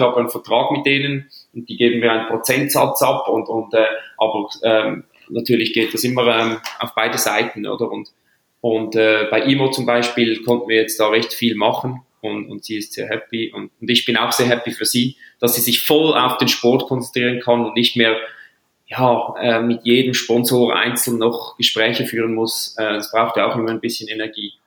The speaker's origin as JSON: {"language": "German", "country": "Switzerland", "said": "ich als Schweizer"}